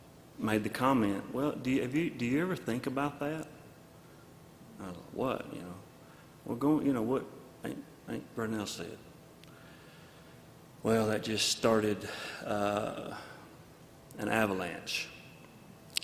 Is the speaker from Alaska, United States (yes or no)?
no; North Alabama, United States; moved away; we're from North Alabama